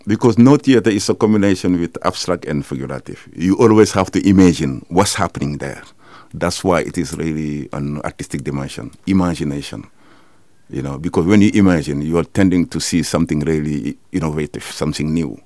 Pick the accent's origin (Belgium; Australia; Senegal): Senegal; moved away as an adult; now in Netherlands; I'm from Senegal